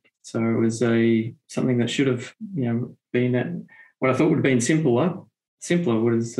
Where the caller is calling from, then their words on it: Melbourne, Victoria, Australia; Yeah, zooming in from Melbourne, Australia here. So yes, my evening, your morning, and nothing unusual for different time zones here from Australia.